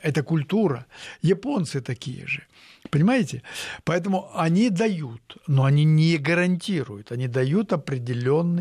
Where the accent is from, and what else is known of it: Tyumen, Tyumen Oblast, Russia